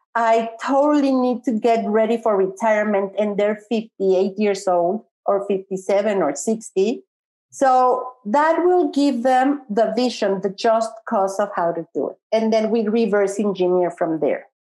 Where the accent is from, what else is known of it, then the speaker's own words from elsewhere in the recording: Mexico City, Mexico; I'm from Mexico City.